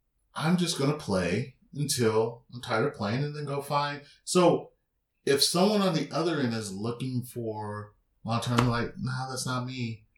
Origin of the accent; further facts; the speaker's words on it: San Diego, California, United States; I grew up in City Heights, right?